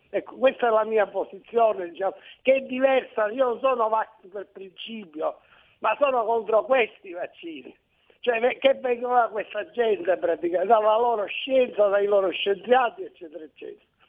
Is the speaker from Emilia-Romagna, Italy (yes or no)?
no; province of Palermo, Sicily, Italy; Io Cefalottiana, provincia di Palermo